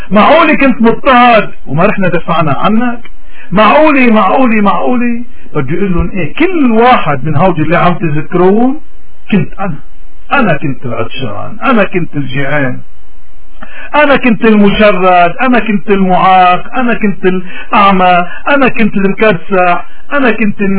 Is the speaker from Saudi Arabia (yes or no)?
no; Lebanon; نحن كلبنانيين نحن يمكن اكثر الناس بحاجة تنرجع لإيماننا